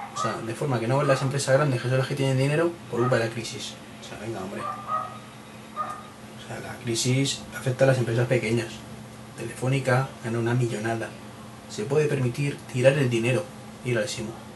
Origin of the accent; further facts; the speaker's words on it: Madrid, Community of Madrid, Spain; soy de Madrid